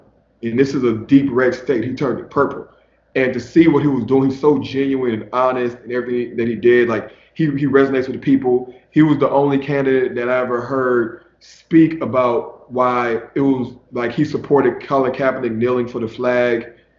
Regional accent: Texas, United States; now in Los Angeles, United States; So I'm from Texas

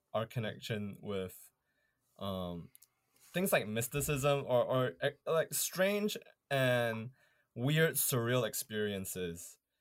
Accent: Malaysia; moved away as an adult; now in Canada; growing up in Malaysia

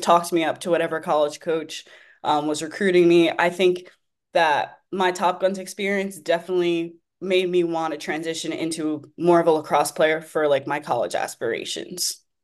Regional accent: Wheatley Heights, New York, United States; originally I'm from Wheatley Heights. I attended Half Olive Hills West High School in Dix Hills, um, which is the next town over

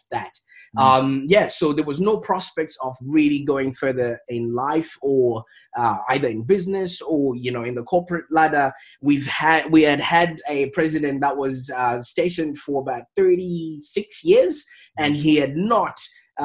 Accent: Zimbabwe; moved away as an adult; now in Australia; I was born in Zimbabwe.

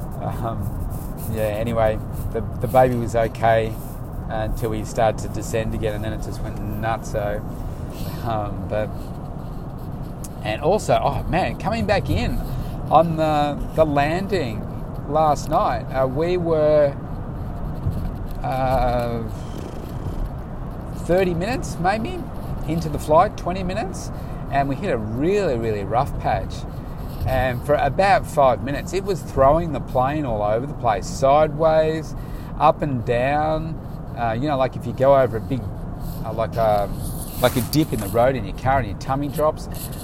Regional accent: Melbourne, Victoria, Australia; I'm from Melbourne

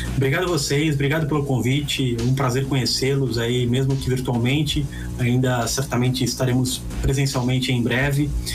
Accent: Santos, São Paulo, Brazil; Eu fui criado na Vila Belmiro

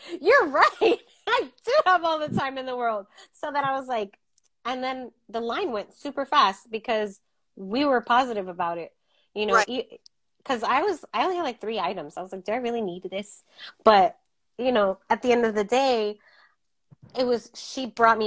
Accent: United States; we're American

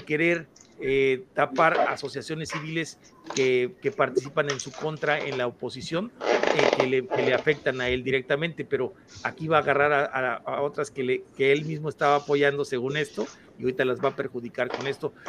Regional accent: Mexico

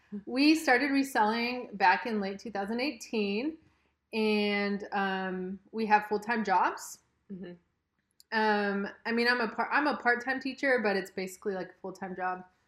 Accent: Los Angeles, California, United States; we're from Southern California, Los Angeles area

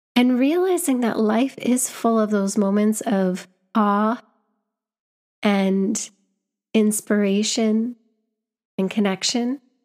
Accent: Canada; moved away as an adult; now in London, United Kingdom; I was back home in my home country

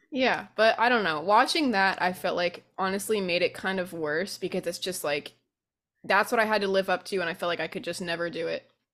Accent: Vermont, United States; moved away as an adult; now in New Orleans, United States; We grew up in Vermont

